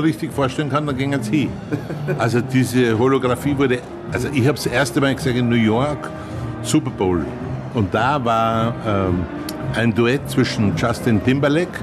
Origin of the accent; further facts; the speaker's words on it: Austria; ich bin ein Österreicher